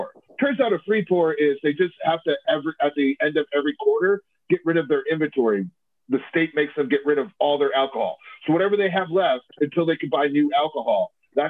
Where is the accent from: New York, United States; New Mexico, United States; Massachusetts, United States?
New York, United States; moved away as an adult; also born or lived in South Carolina; I'm from New York